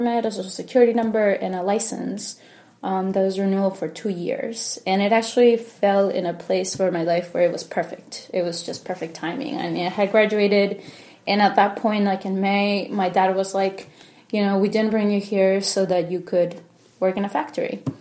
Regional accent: Harrisburg, Pennsylvania, United States; also born or lived in Miami, Florida; now in Lancaster, United States; I grew up in Harrisburg. That's initially where I went to school, went to middle school, high school there

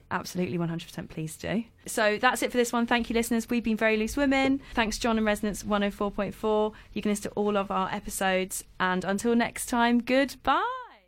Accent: London, United Kingdom; I was born in London

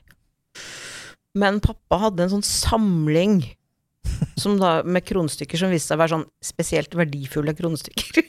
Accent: Tingvoll, Møre og Romsdal, Norway; på kroa på Tingvolla, der jeg vokste opp, mm. på Møre

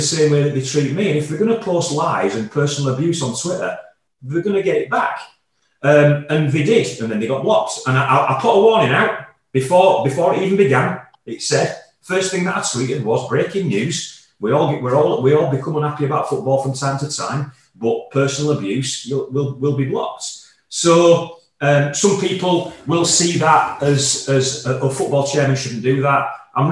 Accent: Yorkshire and the Humber, United Kingdom; I'm born and bred in Yorkshire

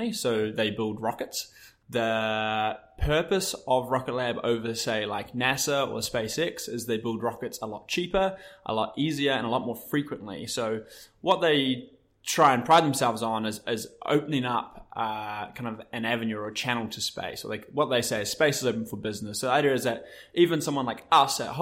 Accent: Waikato, New Zealand; moved away as an adult; also born or lived in Auckland; I was born and bred on a dairy farm in the Waikato

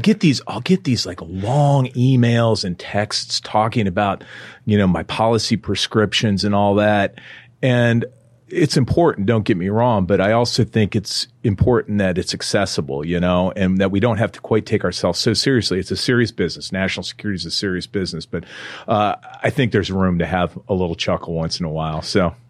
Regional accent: Iowa, United States; I'm from Iowa

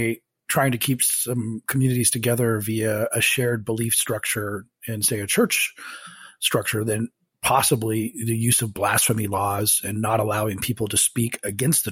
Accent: Colorado, United States; now in Washington, D.C., United States; I was born in Colorado

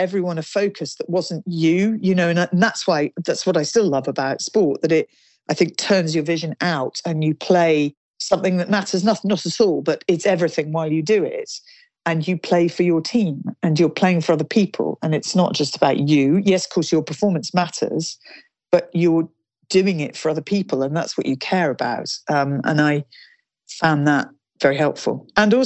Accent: Kingsclere, South East England, United Kingdom; So I grew up in Kingsclere, in the village of Kingsclere. So Hampshire, Berkshire border

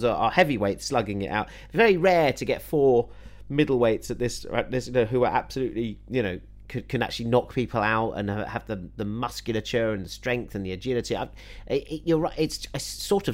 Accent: United Kingdom; as a Brit

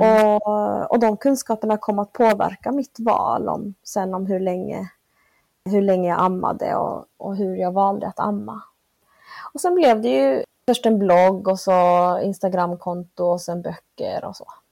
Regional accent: Malmö, Skåne, Sweden; moved away as an adult; also born or lived in Argentina / Northern Norway; Jag växte upp här i Malmö. Jag är född i Sydamerika, i Argentina, av bolivianska föräldrar

